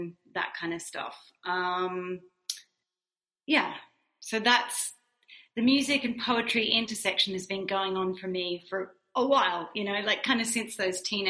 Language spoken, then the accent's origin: English; Wagga Wagga, New South Wales, Australia; moved away; I worked in a local bakery in a small regional town in Australia called Wagga Wagga